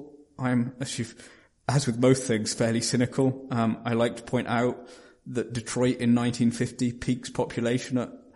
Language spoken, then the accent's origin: English; Norwich, East of England, United Kingdom; Norwich, to mention my hometown